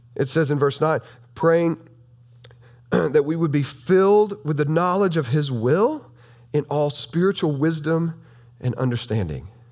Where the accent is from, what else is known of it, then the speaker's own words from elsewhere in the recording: southern Illinois, United States; this is still Bible Belt country down here